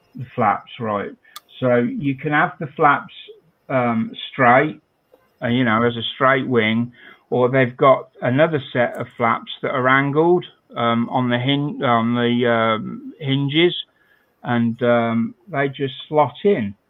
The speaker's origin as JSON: {"language": "English", "country": "United Kingdom", "said": "I'm British"}